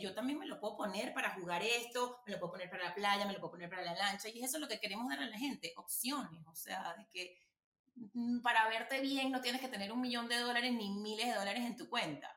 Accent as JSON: {"language": "Spanish", "country": "Venezuela", "said": "nuestro país"}